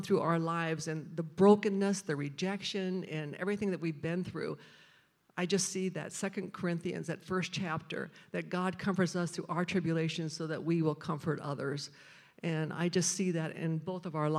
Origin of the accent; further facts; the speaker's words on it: Quincy, Illinois, United States; I was born in Quincy, Illinois, a little agricultural town